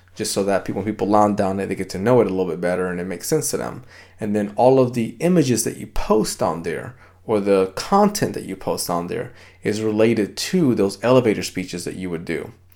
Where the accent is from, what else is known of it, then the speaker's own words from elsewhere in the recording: Dominican Republic; now in United States; I grew up in the Dominican Republic